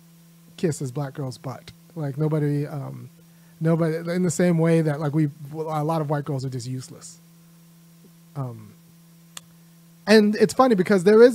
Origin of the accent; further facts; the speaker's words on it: California, United States; I'm from California